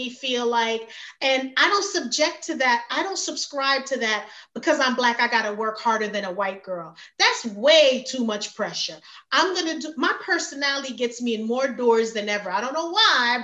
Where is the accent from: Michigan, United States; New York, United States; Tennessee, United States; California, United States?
New York, United States; New York City; moved away as an adult; also born or lived in Jamaica; now in Georgia, United States; I was raised in Brooklyn, New York.